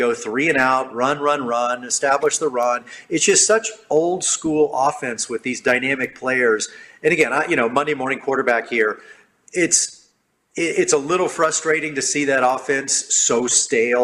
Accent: Dallas, Texas, United States; now in Austin, United States; I grew up, born and raised in Dallas.

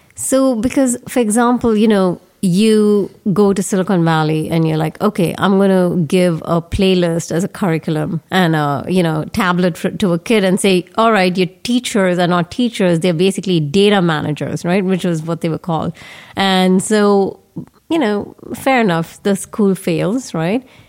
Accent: Bangalore, Karnataka, India; moved away; my hometown Bangalore

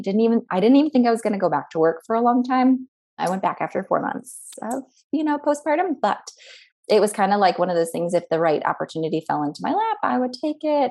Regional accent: Chicago, Illinois, United States; moved away as an adult; also born or lived in San Jose / Cincinnati, Ohio; I was from Chicago, which is not far

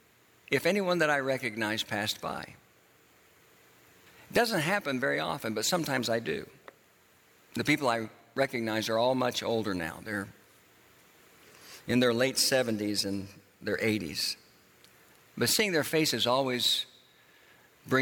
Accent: Tulsa, Oklahoma, United States; moved away; the church that I grew up in Tulsa, Oklahoma

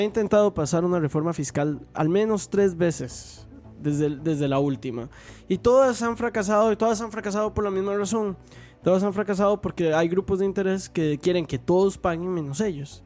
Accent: Costa Rica; en Costa Rica tenemos leyes laborales

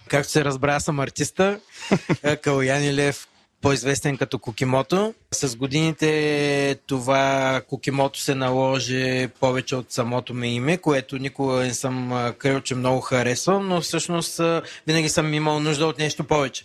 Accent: Varna, Varna Province, Bulgaria; аз съм отраснал в казармите на Родни Балкани, едно поделение във Варна

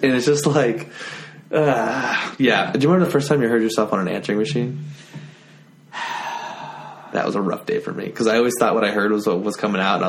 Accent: southern Utah, United States; now in Richmond, United States; I grew up in southern Utah.

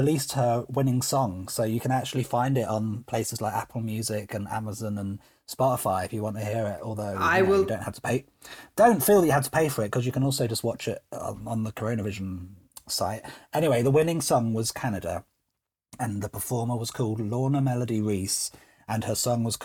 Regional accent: United Kingdom; I'm British

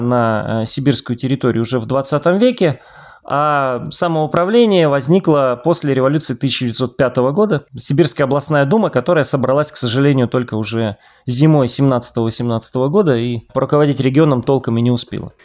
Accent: Siberia, Russia; я как э, сибиряк

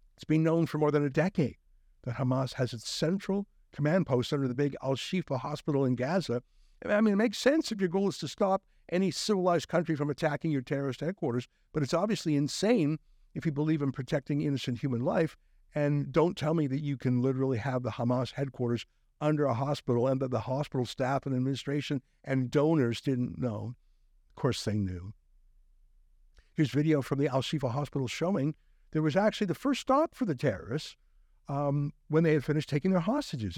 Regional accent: Canada; we're Canadian

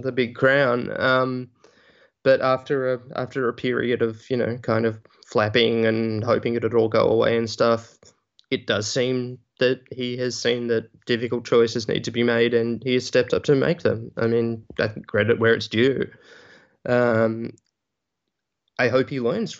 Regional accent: Australia; moved away as an adult; also born or lived in United States; I am from Australia originally

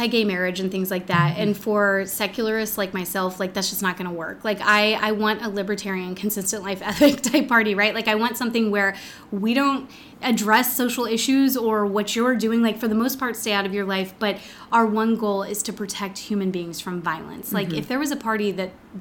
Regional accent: Texas, United States; growing up in Texas

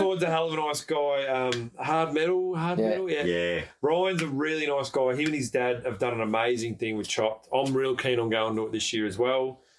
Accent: Echuca, Victoria, Australia; Echuca, and Echuca, like, that's my hometown.

